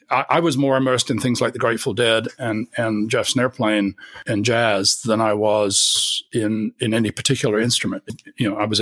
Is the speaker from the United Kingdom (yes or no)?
yes; Kingston upon Thames, London, United Kingdom; moved away; also born or lived in Winchester / Cambridge; I was born in South London, Kingston, and lived most of my first 19 years in the south of England